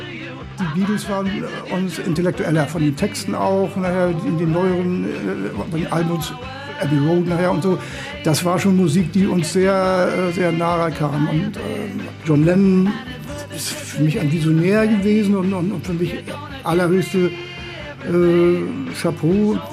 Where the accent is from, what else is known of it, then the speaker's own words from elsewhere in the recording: Rostock, Mecklenburg-Vorpommern, Germany; Ich bin aufgewachsen in Warnemünde und in Warnemünde habe ich bei meinen Großeltern gelebt